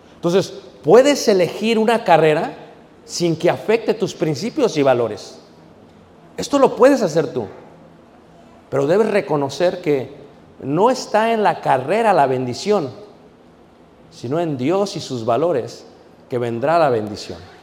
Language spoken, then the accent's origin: Spanish; Mexico City, Mexico; also born or lived in Guanajuato; now in United States; Yo crecí en Ciudad de México